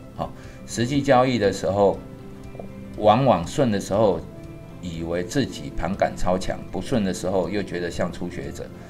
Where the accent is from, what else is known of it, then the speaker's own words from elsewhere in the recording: Taiwan; 我是台湾人啊